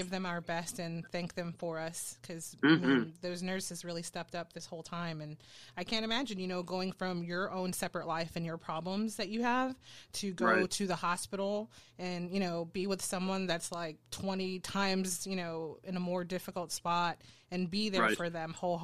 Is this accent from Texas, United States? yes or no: yes; San Antonio, Texas, United States; I come from San Antonio